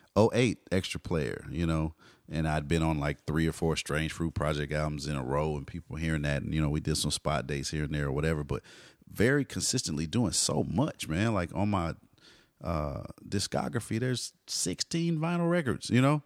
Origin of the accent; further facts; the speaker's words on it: Austin and Dallas, Texas, United States; moved away as an adult; now in California, United States; I'm the Austin and Dallas guy